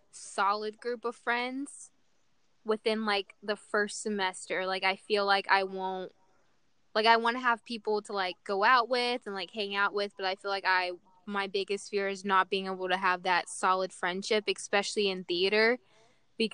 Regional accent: Little Rock, Arkansas, United States; moved away; I'm from Little Rock, Arkansas

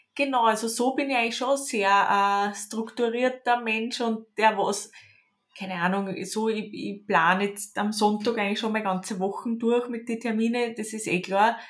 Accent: Lower Austria, Austria; Ich komme aus Niederösterreich

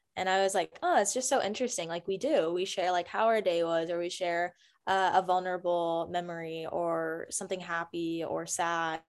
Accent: Greensboro, North Carolina, United States; now in Texas, United States; I grew up in Greensboro, North Carolina, on the East Coast

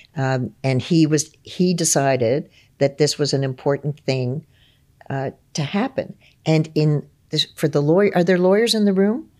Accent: Ontario, Canada; for me growing up in Ontario

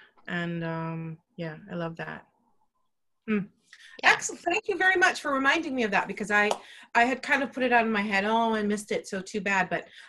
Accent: Texas, United States; I'm from Texas. Does she have a Texas accent?

